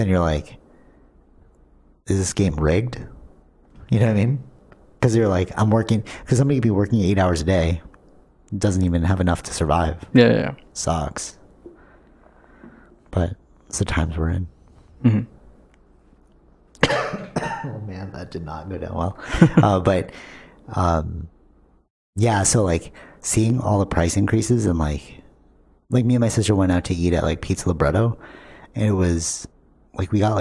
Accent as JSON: {"language": "English", "country": "Canada", "said": "we're Canadian"}